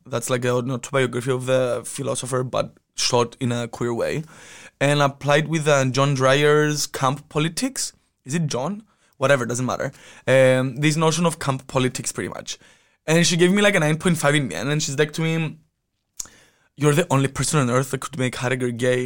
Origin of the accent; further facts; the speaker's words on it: Cyprus; moved away; I'm from Cyprus." Yes, I'm Mediterranean